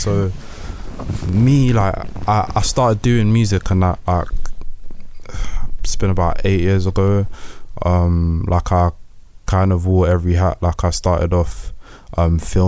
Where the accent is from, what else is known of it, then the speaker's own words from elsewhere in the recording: Croydon, London, United Kingdom; We are coming from Croydon